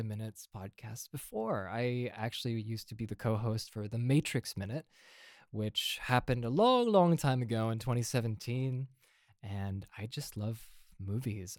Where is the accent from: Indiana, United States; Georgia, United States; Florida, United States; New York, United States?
Indiana, United States; moved away as an adult; also born or lived in Austria; now in Europe; I'm here happily living in Europe, uh, even though my accent is not European whatsoever. Uh, but, you know, I'm from Indiana